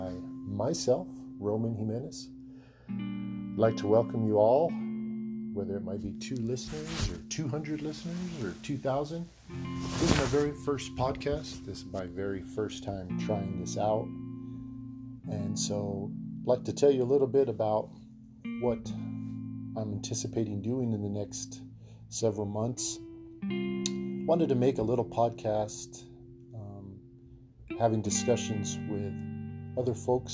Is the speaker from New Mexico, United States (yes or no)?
yes; Santa Fe, New Mexico, United States; I grew up in Santa Fe, New Mexico, in a small city, small town, small house, big family, had three brothers